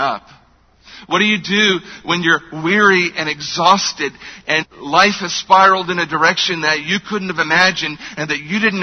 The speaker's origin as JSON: {"language": "English", "country": "United States", "said": "as American believers in a culture where we are wealthy"}